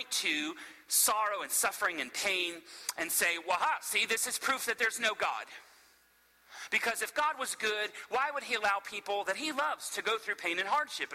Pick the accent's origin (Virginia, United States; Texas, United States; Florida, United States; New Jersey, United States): Florida, United States; now in Asheville, United States; I'm from Florida originally, but so I've grown up in the South and around Southerners